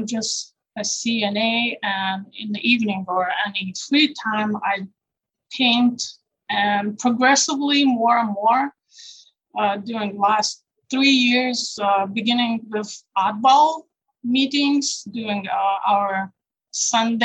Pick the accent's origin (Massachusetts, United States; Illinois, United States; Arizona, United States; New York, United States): Illinois, United States; Rolling Meadows; I'm from Rolling Meadows, but just not too far. It's close. It's still suburbs.